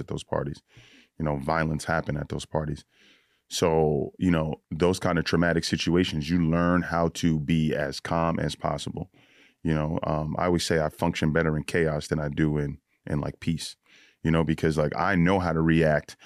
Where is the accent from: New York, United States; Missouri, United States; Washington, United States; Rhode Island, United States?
New York, United States; Yonkers; also born or lived in Bronx, New York; lived in the Bronx till I was about twelve, and then I moved to Yonkers